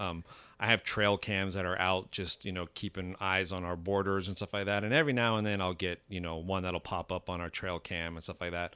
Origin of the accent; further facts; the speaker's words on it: Miami, Florida, United States; moved away as an adult; now in North Georgia, United States; I'm from Miami, Florida